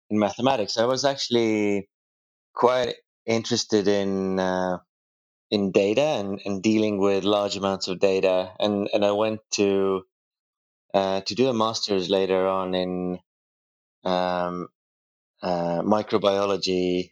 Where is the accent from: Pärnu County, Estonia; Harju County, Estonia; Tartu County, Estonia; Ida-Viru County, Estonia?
Harju County, Estonia; Tallinn; I was born in Estonia that was then occupied by Soviet Union in 1980. For the first 10 years, I was growing up like all the Soviet kids did at the time